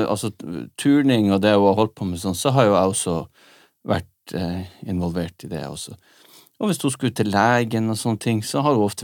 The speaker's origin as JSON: {"language": "Norwegian", "region": "Nordland", "country": "Norway", "said": "Vi er begge nordlendinger."}